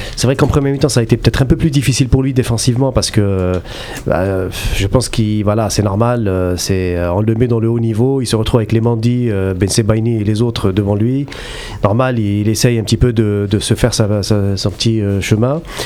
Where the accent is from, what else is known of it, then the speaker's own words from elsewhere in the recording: Algeria; chez nous en Algérie